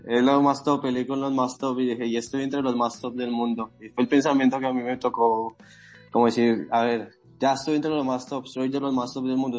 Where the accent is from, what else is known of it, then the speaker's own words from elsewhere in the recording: Bogotá, Colombia; moved away as an adult; now in Madrid, Spain; Yo inicié a la edad de 12 años a entrenar kickboxing en una pequeña escuela en el barrio Castilla, Bogotá, en Colombia. Yo soy de allí, yo soy colombiano.